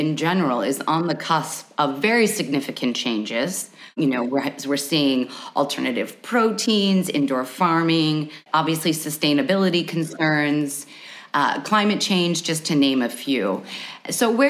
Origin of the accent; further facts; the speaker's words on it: United States; being an American